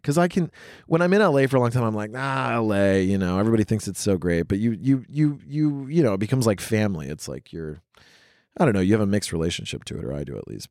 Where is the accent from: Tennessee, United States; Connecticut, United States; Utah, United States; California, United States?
Tennessee, United States; rural; moved away; also born or lived in New York City / Los Angeles; I grew up in super, super rural Tennessee